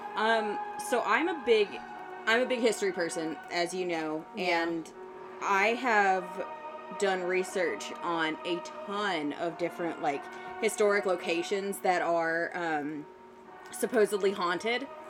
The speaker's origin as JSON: {"language": "English", "region": "the South", "country": "United States", "tie": "born or raised there", "said": "I grew up in the South"}